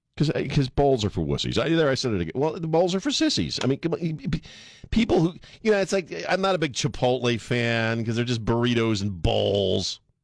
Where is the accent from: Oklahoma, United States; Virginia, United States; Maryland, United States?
Maryland, United States; Annapolis; I grew up in Annapolis, man, Maryland.